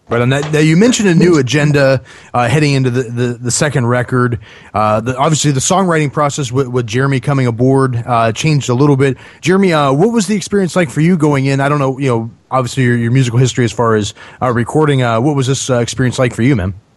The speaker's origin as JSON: {"language": "English", "region": "Northeast Ohio outside of Cleveland", "country": "United States", "tie": "born or raised there", "moved": "yes", "lives_now": "Nashville, United States", "said": "I grew up in Northeast Ohio outside of Cleveland."}